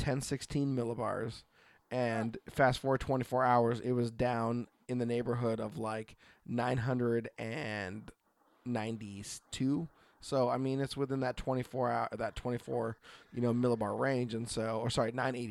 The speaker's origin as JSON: {"language": "English", "region": "Oregon", "country": "United States"}